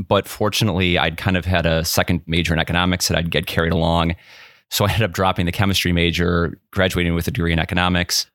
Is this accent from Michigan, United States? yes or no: no; Whitewater, Wisconsin, United States; also born or lived in Madison, Wisconsin; I grew up in Whitewater, which is about an hour southeast of Madison